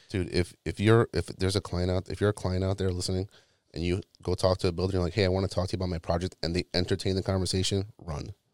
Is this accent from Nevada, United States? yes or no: no; New York City, New York, United States; moved away; I'm originally from New York, like, the Brooklyn, Queens area